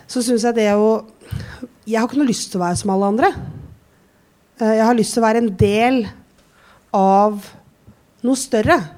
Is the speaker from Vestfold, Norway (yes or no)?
no; Drammen, Buskerud, Norway; jeg kommer fra Drammen.